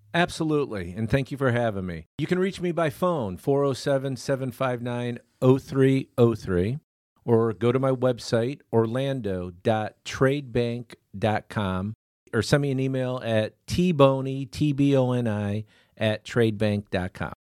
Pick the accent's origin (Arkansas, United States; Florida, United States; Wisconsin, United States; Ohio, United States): Florida, United States; Clearwater; also born or lived in Riverview, Michigan; grew up over in Clearwater